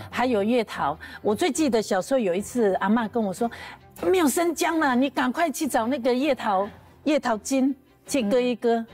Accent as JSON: {"language": "Chinese", "country": "Taiwan", "said": "我们阿美族"}